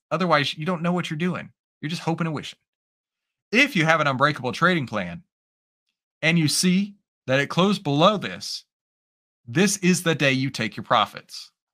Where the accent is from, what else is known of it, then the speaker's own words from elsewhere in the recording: Texas, United States; I'm Texan